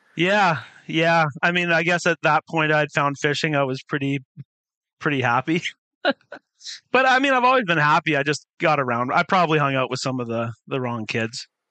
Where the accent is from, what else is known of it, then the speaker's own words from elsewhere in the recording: Surrey, British Columbia, Canada; also born or lived in Summerside, Prince Edward Island / Calgary, Alberta; now in Vancouver, Canada; we lived in South Surrey uh, for a while and then moved uh, into sort of the Cloverdale area, Cloverdale Langley area. And I kind of grew up in that area for most of my teenage years